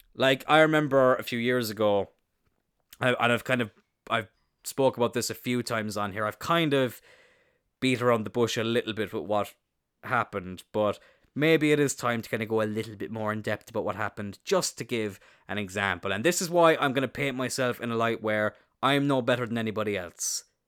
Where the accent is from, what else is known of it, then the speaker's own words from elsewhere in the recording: East Cork, Munster, Ireland; I'm not from the city. I'm from East Cork